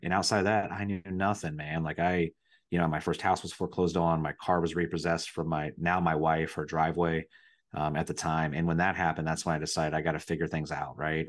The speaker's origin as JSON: {"language": "English", "town": "Riverside", "region": "Ohio", "country": "United States", "tie": "born or raised there", "also_born_or_lived": "Dayton, Ohio", "said": "I was born in Dayton, but I grew up in Riverside, Ohio"}